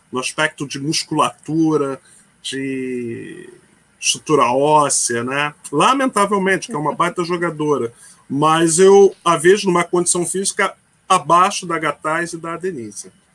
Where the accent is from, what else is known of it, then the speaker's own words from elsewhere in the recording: Rio de Janeiro, Brazil; also born or lived in São Paulo; Eu sou um carioca com alma mais paulista do que carioca